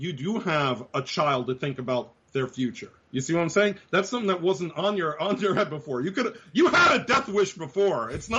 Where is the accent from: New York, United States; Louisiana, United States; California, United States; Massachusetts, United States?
New York, United States; moved away; I'm originally from New York. I've wanted to show, my girlfriend who I've been with for almost a decade now, where I grew up.